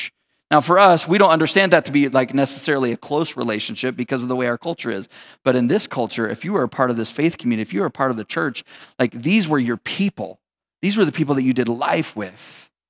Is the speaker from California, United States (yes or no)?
no; Texas, United States; born there; I was born and raised in Texas, or I wasn't raised in Texas, I was born in Texas, grew up, spent a little time there.